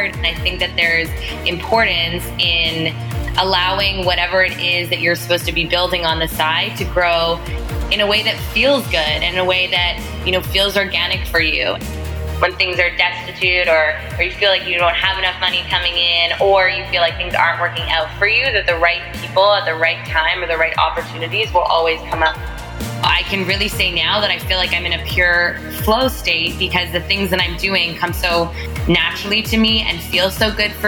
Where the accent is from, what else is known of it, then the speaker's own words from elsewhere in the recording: Toronto, Ontario, Canada; So I grew up in Toronto, which is also where I currently live